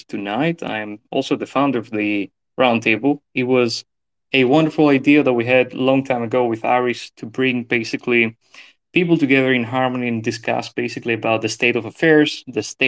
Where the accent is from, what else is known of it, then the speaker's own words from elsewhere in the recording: Thessaloniki, Central Macedonia, Greece; I am Greek. I was born in Thessaloniki, which is the second largest city in Greece.